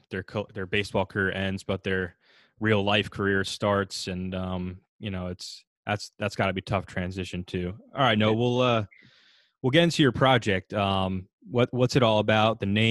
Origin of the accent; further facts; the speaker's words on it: New Jersey, United States; I'm from North Jersey. I'm from Bergen County, so.